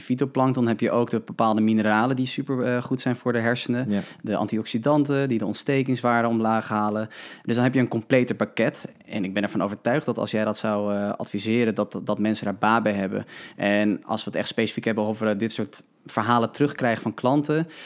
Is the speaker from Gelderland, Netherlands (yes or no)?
no; Huizen, North Holland, Netherlands; natuurvoedingswinkel in Huizen, waar ik vandaan kom